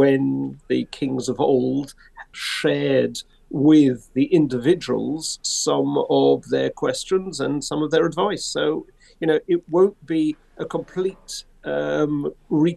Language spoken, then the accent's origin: English; United Kingdom; being British